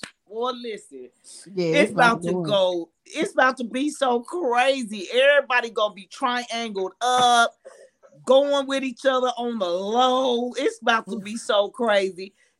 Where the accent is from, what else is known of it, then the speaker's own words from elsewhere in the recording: Bronx, New York, United States; It's because I'm from the Bronx and I know.